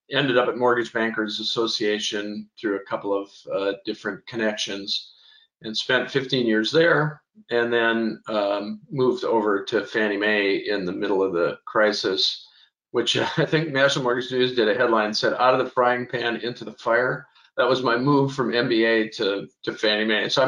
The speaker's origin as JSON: {"language": "English", "region": "Scotland", "country": "United Kingdom", "said": "I'm a Scotsman. I like a good good debate, uh, so I decided to become an economist having grown up in a farm"}